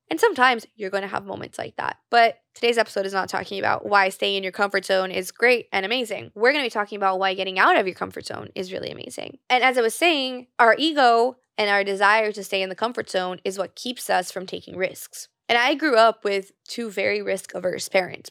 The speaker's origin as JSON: {"language": "English", "country": "Brazil", "tie": "born or raised there", "moved": "yes", "said": "Because I grew up in Brazil, I speak Portuguese fluently"}